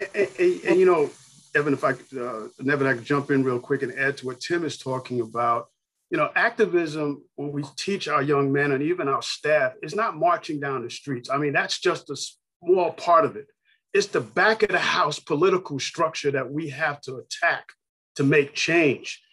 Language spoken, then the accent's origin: English; New York City, New York, United States; I grew up in New York City, um, borough Queens, Hollis, Queens